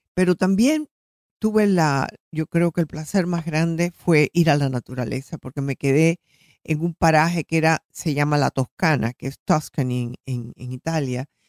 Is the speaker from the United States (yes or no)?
yes; Florida, United States; soy de la Florida